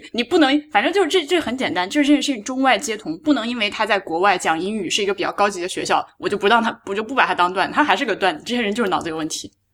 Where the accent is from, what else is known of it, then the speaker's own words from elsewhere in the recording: Hubei, China; 我湖北人